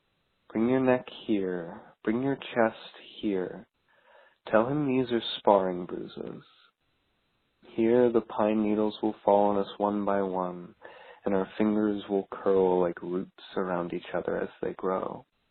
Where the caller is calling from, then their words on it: Newport News, Virginia, United States; I'm calling from Newport News, Virginia